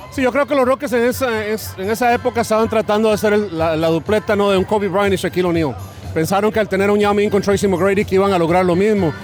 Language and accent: Spanish; Costa Rica; moved away; yo crecí en Costa Rica